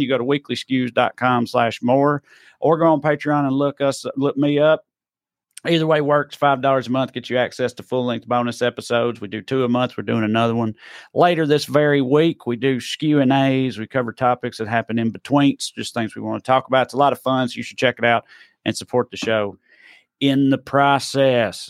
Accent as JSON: {"language": "English", "region": "Tennessee", "country": "United States", "moved": "yes", "lives_now": "California, United States", "said": "especially in my accent, Uber drivers or whatever. Where you from? I say Tennessee"}